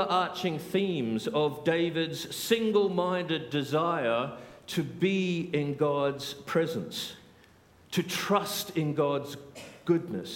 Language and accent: English; Australia; moved away as an adult; also born or lived in South Africa; now in United Kingdom; I'm Australian